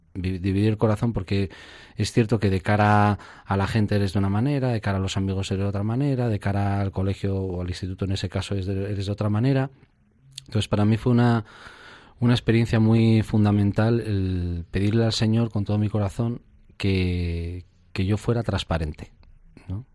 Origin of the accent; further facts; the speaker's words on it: Zamora, Castile and León, Spain; yo soy natural de Zamora